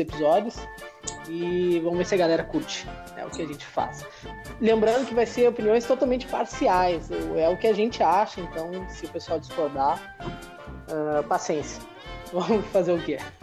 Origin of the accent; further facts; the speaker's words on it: Porto Alegre, Rio Grande do Sul, Brazil; a gente é morador da cidade de Porto Alegre, Rio Grande do Sul. A gente é gaúcho